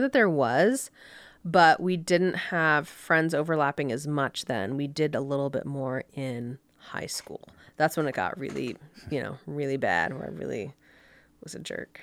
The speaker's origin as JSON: {"language": "English", "town": "Orlando", "region": "Florida", "country": "United States", "tie": "born or raised there", "also_born_or_lived": "Connecticut / Miami", "moved": "as an adult", "lives_now": "Park City, United States", "said": "I grew up in Orlando."}